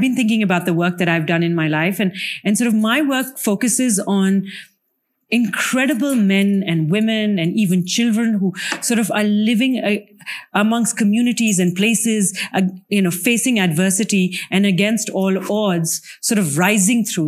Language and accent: English; Pakistan; my home country of Pakistan